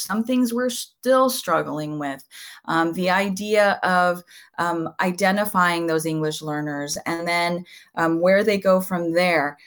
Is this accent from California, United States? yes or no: yes; Southern California, United States; first language Spanish; English is a second language; I was born and raised in Southern California